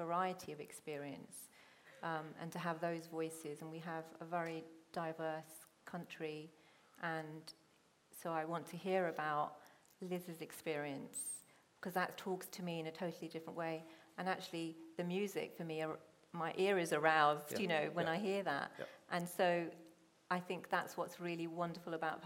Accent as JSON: {"language": "English", "town": "Hounslow", "region": "London", "country": "United Kingdom", "tie": "born or raised there", "also_born_or_lived": "Chiswick", "first_language": "Punjabi", "said": "I grew up in Hounslow"}